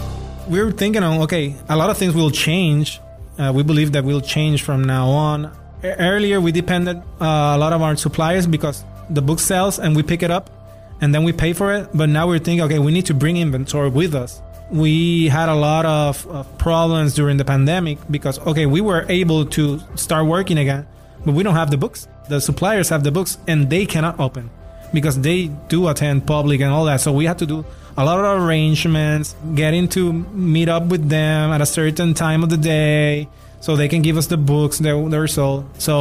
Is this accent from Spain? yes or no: yes; Spain; Since I came from Spain, that has been my mindset, like, from day one since I got here.